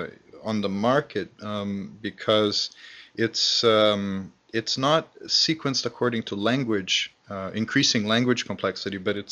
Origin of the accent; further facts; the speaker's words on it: Canada; moved away as an adult; also born or lived in Okinawa; now in Japan; Well, I've been teaching in Japan for going on 9 years now. I'm originally from Canada.